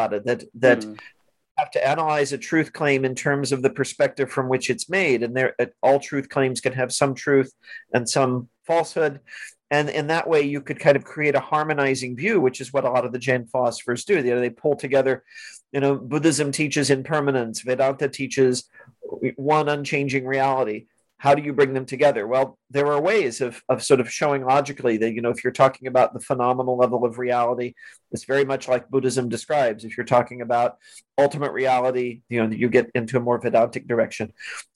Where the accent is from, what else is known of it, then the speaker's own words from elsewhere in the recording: Missouri, United States; I grew up in Missouri, a fairly conservatively Christian